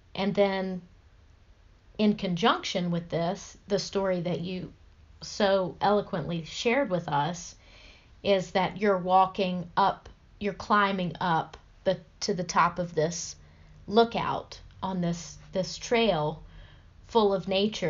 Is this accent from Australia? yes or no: no; the South, United States; growing up in the South